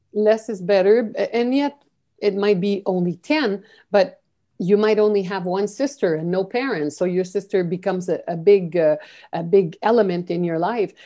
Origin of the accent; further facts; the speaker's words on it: Canada; moved away as an adult; also born or lived in Peru / Guatemala / Brazil / China; I'm a Canadian, And I was, um, although I was born and educated here